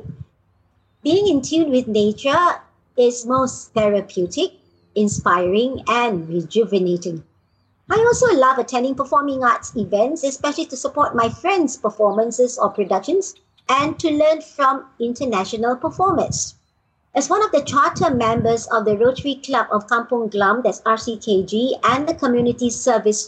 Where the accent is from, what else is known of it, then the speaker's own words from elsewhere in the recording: Singapore; also born or lived in Malaysia; I'm a Singaporean with Indonesian heritage